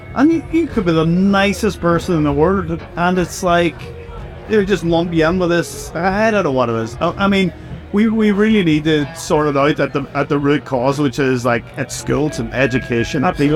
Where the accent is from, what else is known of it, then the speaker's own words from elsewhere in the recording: Northern Ireland, United Kingdom; we're from Northern Ireland, and Northern Ireland is a very difficult place to grow up